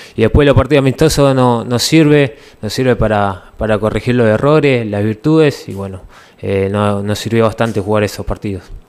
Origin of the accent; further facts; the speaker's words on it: Uruguay; moved away as an adult; now in Ecuador; somos uruguayos que, que bueno, salimos de muy abajo allá en el país